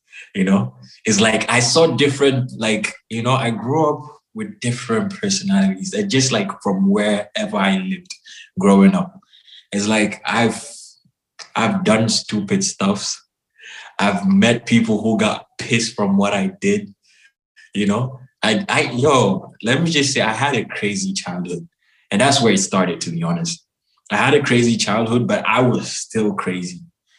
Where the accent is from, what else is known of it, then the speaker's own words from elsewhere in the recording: Cameroon; also born or lived in Senegal / Chad / Mali; I'm like, I'm from Cameroon. They'll be like, yeah. Cameroon. You know, yeah, I lived in Senegal. I lived in Chad. I lived in Mali, you know, from starting off from like, since when I was 6-7 years old. Growing up.